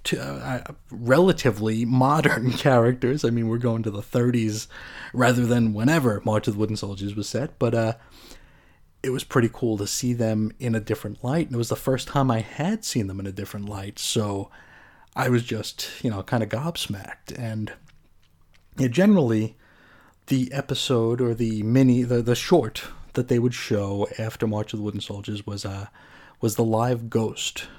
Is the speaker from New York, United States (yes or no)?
yes; New York, United States; I grew up in New York